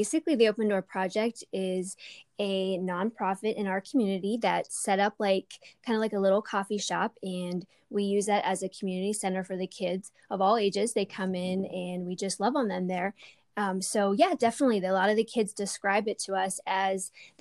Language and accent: English; Lancaster County, Pennsylvania, United States; I was born in Lancaster County. I was raised in a conservative Mennonite community